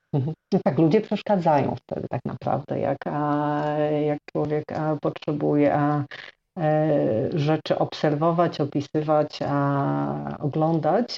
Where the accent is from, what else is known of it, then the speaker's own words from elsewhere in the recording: Chełm, Lublin Voivodeship, Poland; moved away as an adult; also born or lived in Warsaw / Sweden / Tricity / Thailand; urodziłam się na wschodzie Polski, i, a, I, mieszkałam przez 18 lat, prawie 18 lat, a w Chełmie